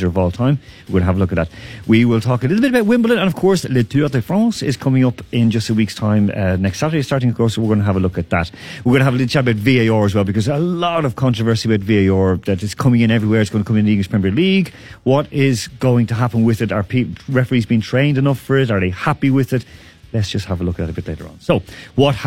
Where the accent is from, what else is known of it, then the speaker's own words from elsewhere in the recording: Ireland; now in Moscow, Russia; I'm from Ireland, so I'm missing home